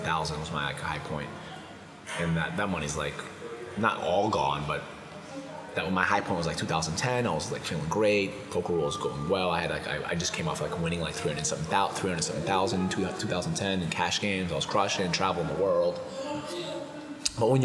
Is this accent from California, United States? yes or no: no; Brockton, Massachusetts, United States; me and him are from the same area. He's from Warwick, I'm from Brockton